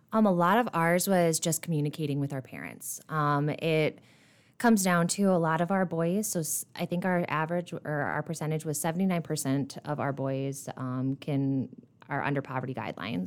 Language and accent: English; Dell Rapids, South Dakota, United States; moved away as an adult; now in Rapid City, United States; I'm originally from Del Rapids, South Dakota, which is over by Sioux Falls. I grew up there